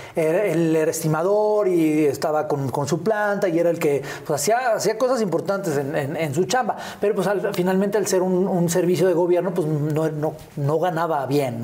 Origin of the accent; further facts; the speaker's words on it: Naucalpan, State of Mexico, Mexico; also born or lived in Miguel Hidalgo, Mexico City; ahí viví yo el primer año de vida y de ahí nos fuimos al hermosísimo y orgulloso pueblo de Satélite. señoras y señores. Yo soy sateluco de Hueso Colorado